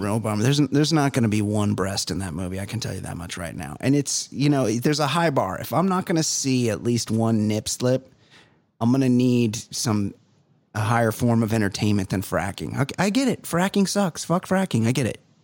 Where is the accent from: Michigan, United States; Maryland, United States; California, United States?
California, United States; Costa Mesa; I grew up white trash. I'm from Costa Mesa